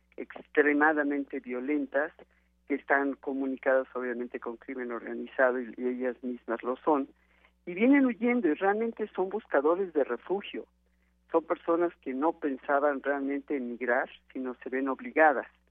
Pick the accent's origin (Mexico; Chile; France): Mexico; todos somos mexicanos